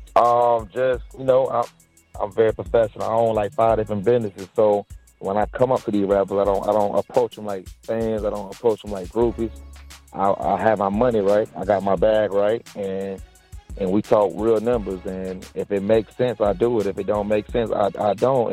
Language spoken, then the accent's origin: English; Dade City, Florida, United States; I'm from like it's called Dade City